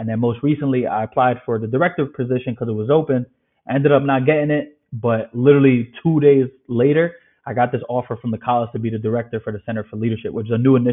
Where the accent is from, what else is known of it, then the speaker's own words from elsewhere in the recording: New York City, New York, United States; also born or lived in Ireland; born and raised in the Bronx